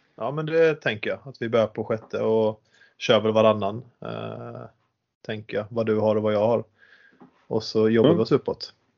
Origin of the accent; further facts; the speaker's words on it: Halmstad, Halland County, Sweden; Född och uppvuxen i Halmstad. Bor fortfarande i Halmstad